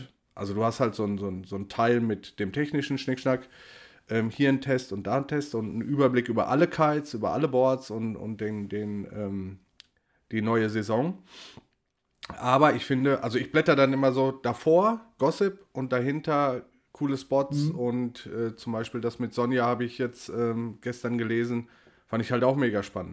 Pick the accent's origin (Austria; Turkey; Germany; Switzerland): Germany; Ruhr area, North Rhine-Westphalia; ich komme aus dem Ruhrgebiet, wohne im Ruhrgebiet